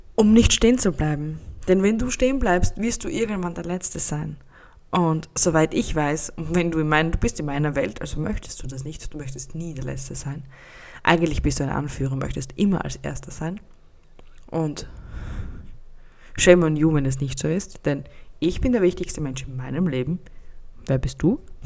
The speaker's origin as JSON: {"language": "German", "country": "Austria", "said": "Bei uns in Österreich"}